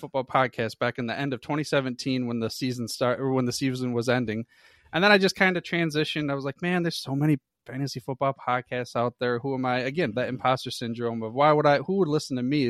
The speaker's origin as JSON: {"language": "English", "region": "Michigan", "country": "United States", "tie": "born or raised there", "said": "I'm a true blood, born and raised in the Michigan area"}